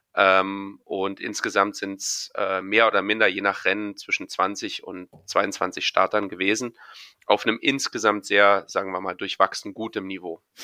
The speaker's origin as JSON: {"language": "German", "region": "Berlin", "country": "Germany", "said": "für mich äh, als Berliner"}